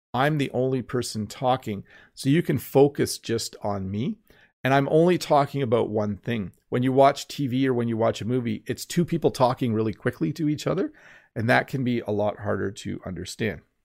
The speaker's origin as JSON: {"language": "English", "country": "Canada", "said": "I'm Canadian."}